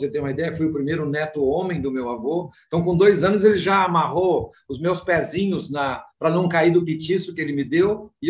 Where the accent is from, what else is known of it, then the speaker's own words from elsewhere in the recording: São Luís Gonzaga, Rio Grande do Sul, Brazil; Na verdade, eu sou um gaúcho, um missioneiro, né, da beira do Rio Uruguai, nasci em São Luís Gonzaga